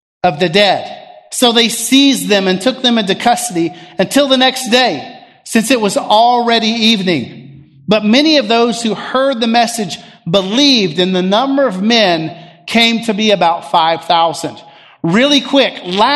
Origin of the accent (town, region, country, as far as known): United States